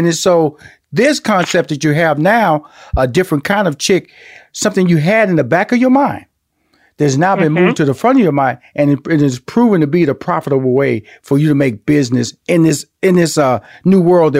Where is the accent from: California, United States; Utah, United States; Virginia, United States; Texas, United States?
Texas, United States; Houston; now in Atlanta, United States; And I'm from Houston, Texas. I'm living in Atlanta.